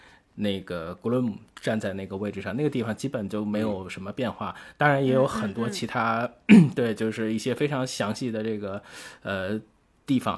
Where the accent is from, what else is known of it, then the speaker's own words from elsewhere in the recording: Tianjin, China; 天津啊，这是我的家乡。我我其实从小就是。呃，就在这个天津的街头就看到过非常多剧组